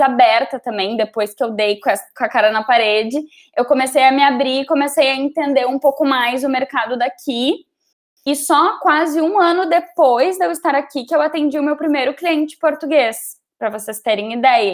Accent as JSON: {"language": "Portuguese", "town": "Gravataí", "region": "Rio Grande do Sul", "country": "Brazil", "tie": "born or raised there", "also_born_or_lived": "Porto Alegre", "said": "voltar para minha cidade natal, que é Gravataí"}